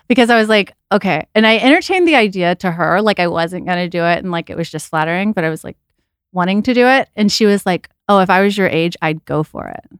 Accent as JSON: {"language": "English", "region": "Texas", "country": "United States", "tie": "born or raised there", "moved": "yes", "said": "I was never a pageant girl growing up in Texas."}